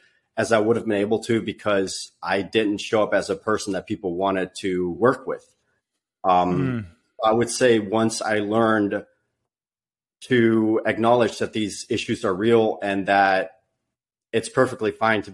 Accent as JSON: {"language": "English", "country": "Netherlands", "tie": "born or raised there", "moved": "as an adult", "lives_now": "United States", "said": "I was born and raised in the Netherlands. You know, they go like, \"What? You don't even have an accent?\" you know, and I lived there for the first 20 years of my life"}